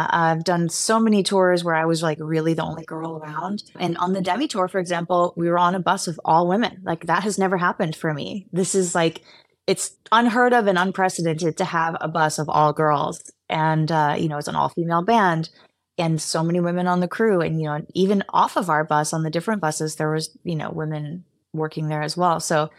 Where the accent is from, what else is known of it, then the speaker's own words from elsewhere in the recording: Los Angeles, California, United States; I'm from the Valley in LA.